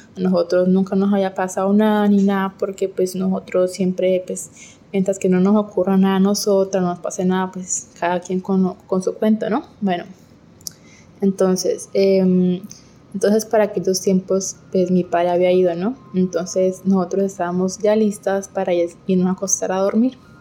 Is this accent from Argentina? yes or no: no; Colombia; soy de Colombia